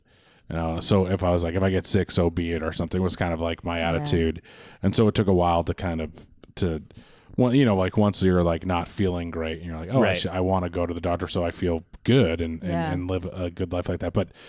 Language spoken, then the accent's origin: English; Quincy, Massachusetts, United States; moved away as an adult; now in Los Angeles, United States; I'm from Quincy, Massachusetts.